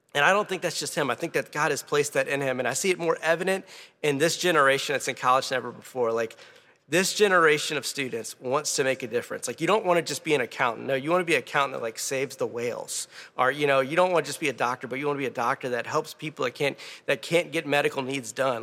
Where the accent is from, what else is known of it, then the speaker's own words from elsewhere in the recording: Louisiana, United States; I'm from Louisiana.